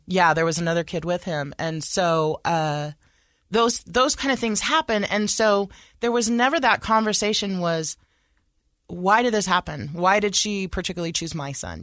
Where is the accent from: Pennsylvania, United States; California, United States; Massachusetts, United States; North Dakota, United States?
California, United States; Sacramento; moved away as an adult; now in Utah, United States; I was raised in California